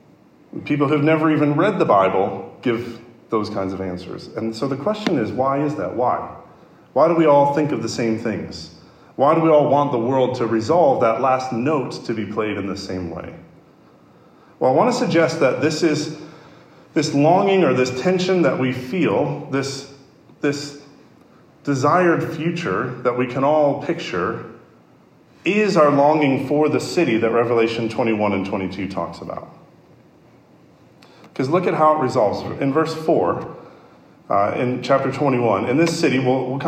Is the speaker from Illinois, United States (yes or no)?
yes; Chicago, Illinois, United States; my hometown, Chicago